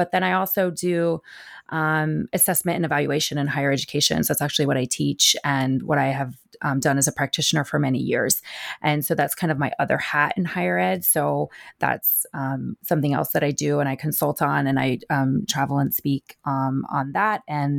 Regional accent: New Jersey, United States; also born or lived in Kentucky; now in Philadelphia, United States; I am based in the Philadelphia area, and I grew up in North Jersey, and so I'm kind of a Northeastern girl, but I spent many years in the South

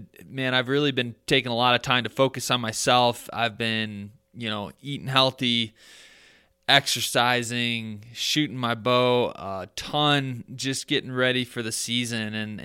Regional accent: Michigan, United States; I'm from Michigan, but he moved from New York

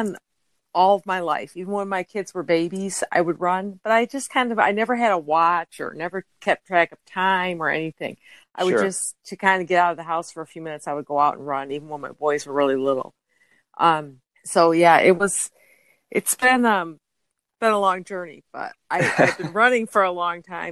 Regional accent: upstate New York, United States; moved away as an adult; now in Justin, United States; originally from upstate New York

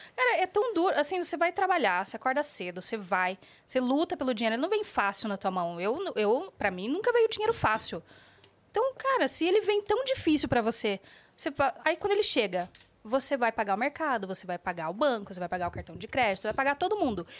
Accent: Curitiba, Paraná, Brazil; eu sou de Curitiba

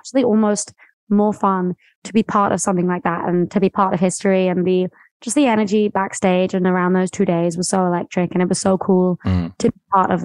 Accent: West Sussex, near Brighton, South East England, United Kingdom; I'm from like a really small town near Brighton, which is on the coast. And then I grew up for most of my life in, a very small town, sort of cows

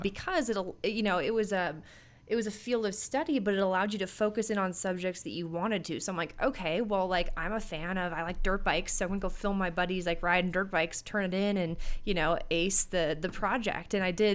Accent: Minneapolis, Minnesota, United States; I grew up in the Twin Cities, Minneapolis, Minnesota area

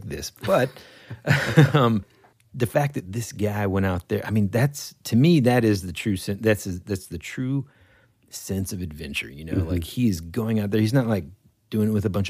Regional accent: United States; we're from the States

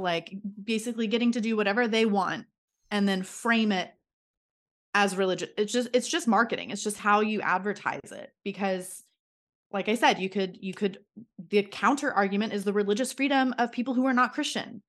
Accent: Florida, United States; I'm from Florida.

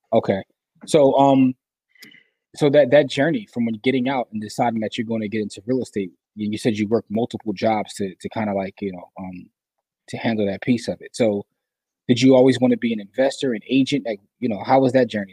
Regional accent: Philadelphia, Pennsylvania, United States; I'm from Philly

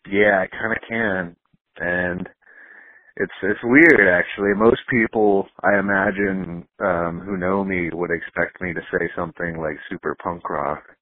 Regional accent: Texas, United States; little bit everywhere, but uh, I'm from Texas, and that's where I'm currently at, North Texas.

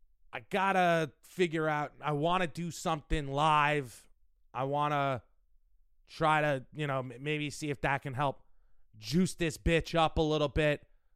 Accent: New York City, New York, United States; Because we're from New York.

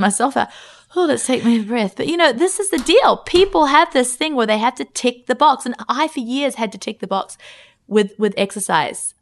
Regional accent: Australia; we're from Australia

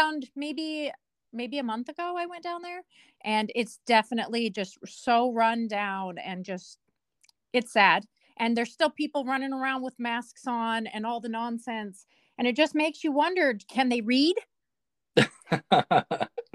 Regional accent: Nevada, United States; now in Washington, United States; I come from Nevada, or like the southwest part of America. So when I moved up here

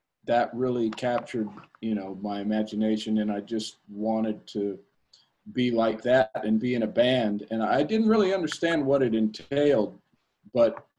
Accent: Wichita, Kansas, United States; now in New York City, United States; I grew up in the Midwest in Kansas, and I moved here in hopes of getting a jazz career.

